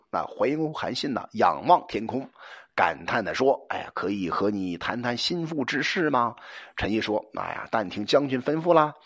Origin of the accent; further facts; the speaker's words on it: China; 我们中国人